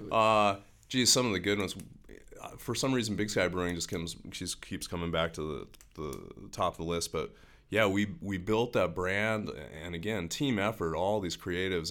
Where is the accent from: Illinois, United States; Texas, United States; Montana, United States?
Montana, United States; Helena; I grew up in Helena